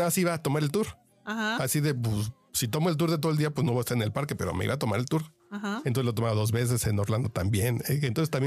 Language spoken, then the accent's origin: Spanish; Mexico City, Mexico; Yo soy chilango